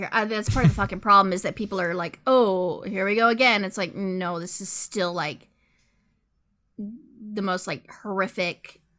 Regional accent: United States; I'm an American

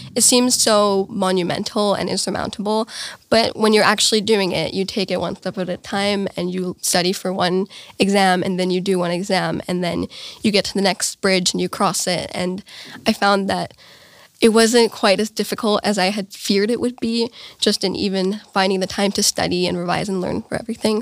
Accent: Bavaria, Germany; I'm from Romania, uh, but I was born here in Germany.

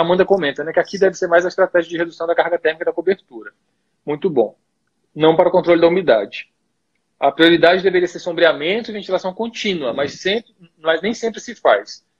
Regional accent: Piauí, Brazil; moved away as an adult; now in Brasília, Brazil; bom piauiense e vizinho de cearense

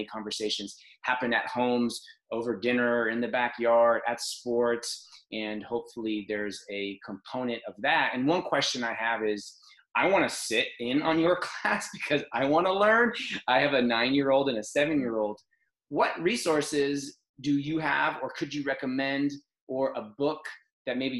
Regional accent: Martinez, California, United States; I grew up in Martinez. I went to Alhambra, very close to here.

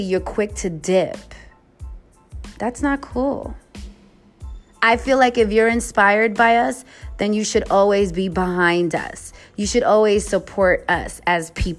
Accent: New York City, New York, United States; now in West Coast, United States; being a New Yorker from the Bronx

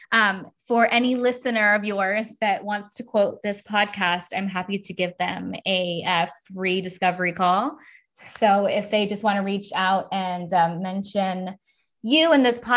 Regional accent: United States; now in Europe; even though I'm obviously American, um, we are starting a move, like a bigger, even bigger movement over here in Europe, right?

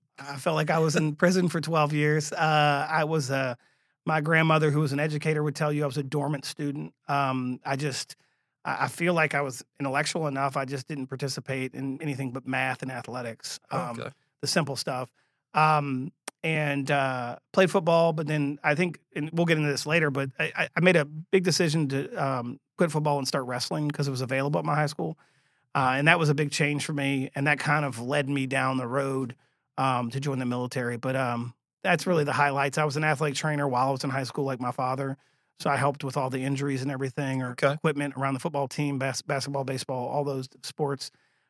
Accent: Thibodaux, Louisiana, United States; also born or lived in London, England / Arkansas / Alabama; So we moved from Thibodaux, Louisiana to London, England. And that was an interesting cultural change for me. And then lived in London for about two football seasons. Got out of there, moved to Arkansas, and then ended up in Alabama for high school.

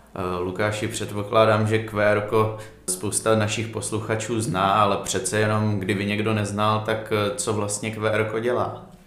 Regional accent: Uherské Hradiště, Zlín Region, Czechia; ve městě, ze kterého pocházím

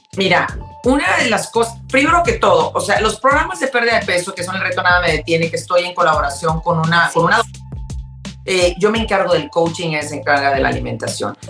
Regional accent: Mexico; now in Houston, United States; nosotros que somos mexicanas

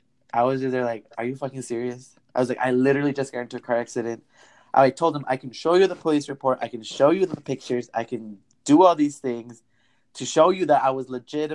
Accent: Wisconsin, United States; moved away as an adult; also born or lived in Illinois; I grew up in Wisconsin, but I went to a college in Illinois

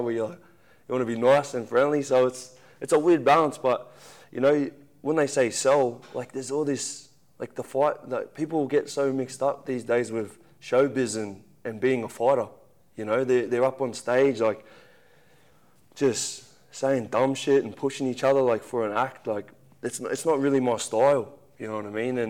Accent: Central Coast, New South Wales, Australia; I'm a kid from the Central Coast

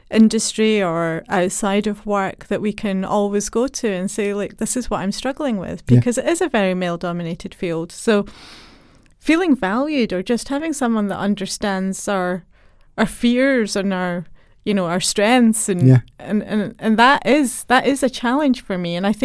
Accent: Scotland, United Kingdom; Well, as a child, I grew up in Scotland, which is known for great Scottish engineers.

